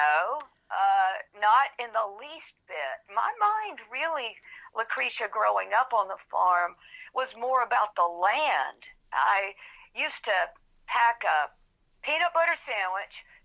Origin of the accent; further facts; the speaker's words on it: Anderson, South Carolina, United States; my little hometown of Anderson